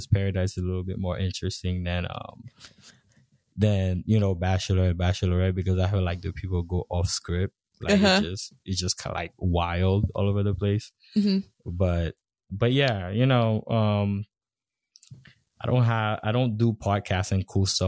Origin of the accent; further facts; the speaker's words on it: Haiti; moved away; growing up in Haiti, being in like an all black environment country